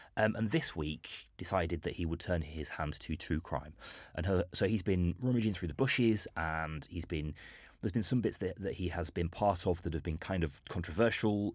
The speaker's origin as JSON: {"language": "English", "town": "Bolton", "region": "North West England", "country": "United Kingdom", "tie": "born or raised there", "said": "it's my hometown"}